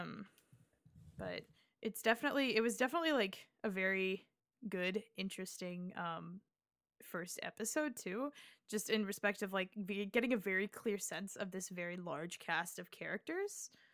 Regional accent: Nebraska, United States; I went to, you know, a very, like, suburban, you know, but it was, like, the biggest high school in Nebraska

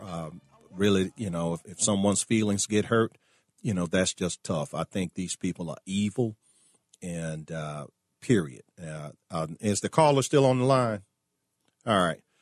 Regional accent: Richmond, Virginia, United States; My hometown of Richmond, Virginia

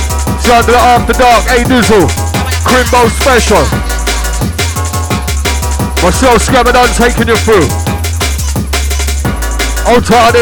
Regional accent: London, United Kingdom; moved away as an adult; now in Leeds, United Kingdom; I was born and raised in South London for 36 years.

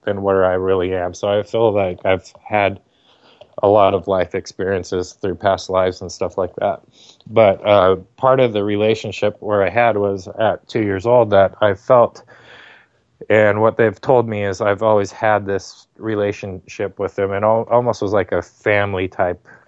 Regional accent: Torrance, California, United States; we lived in Southern California

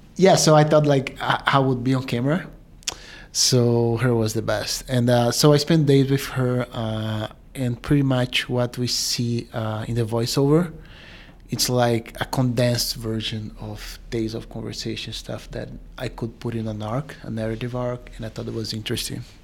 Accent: Brazil; also born or lived in New York City; now in New York, United States; I'm from Brazil, uh, but I've been here for ten years.

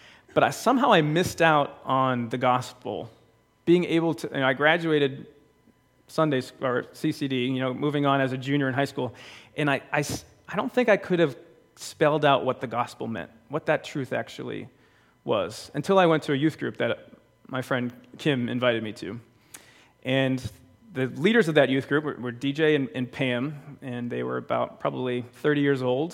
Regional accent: Bridgewater, Massachusetts, United States; We belonged to a church called St. John's when I was growing up. I'm from Bridgewater, Massachusetts.

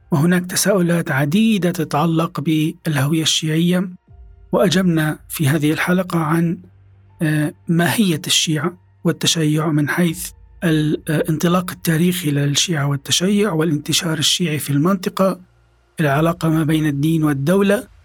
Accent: Syria; أنا كسوري

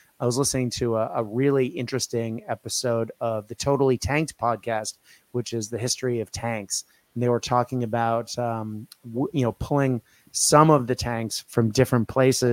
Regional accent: United States; as an American

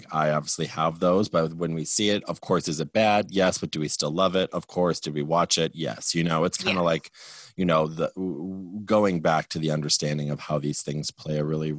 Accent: Wisconsin, United States; I blame my white supremacist, Wisconsin, white upbringing, you know, like, I wasn't raised by white supremacists

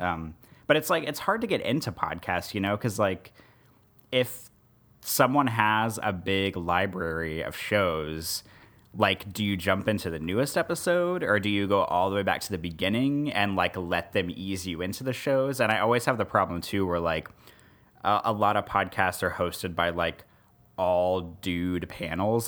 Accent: Kansas City, Missouri, United States; moved away as an adult; also born or lived in Columbia, Missouri / Omaha, Nebraska; now in New Orleans, United States; I grew up in Missouri a bunch of times. So, like, I'm from the Kansas City area for Kansas City, Missouri

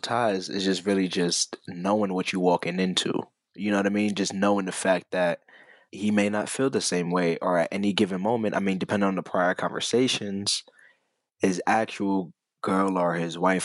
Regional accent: New York City, New York, United States; from Brooklyn

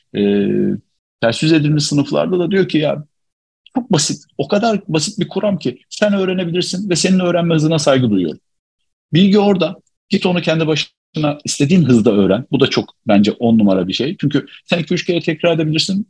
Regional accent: Alaca, Çorum Province, Turkey

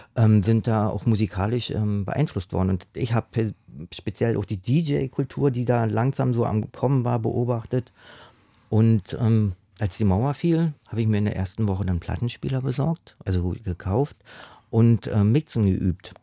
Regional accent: Berlin, Germany; ich bin im, im, im Osten aufgewachsen

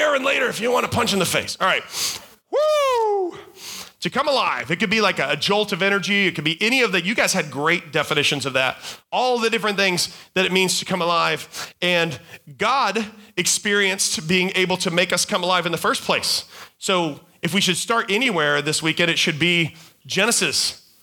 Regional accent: North Carolina, United States; I'm from North Carolina

